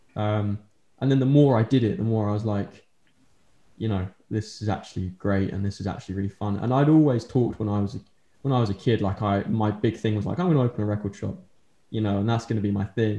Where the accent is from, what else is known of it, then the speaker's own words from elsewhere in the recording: Colchester, East of England, United Kingdom; moved away as an adult; now in Norwich, United Kingdom; I'm originally from Colchester um, in Essex, and then moved here, and I've been living here ever since.